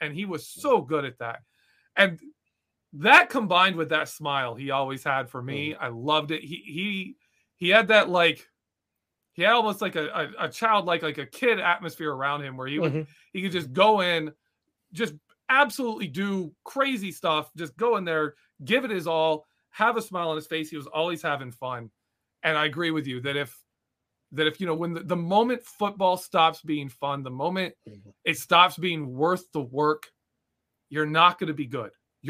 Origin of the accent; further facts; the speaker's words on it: Kentucky, United States; I'm from Kentucky, so I'm a country boy.